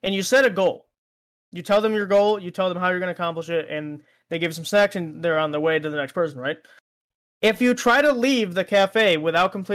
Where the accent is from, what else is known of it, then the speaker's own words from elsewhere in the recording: United States; I was born in America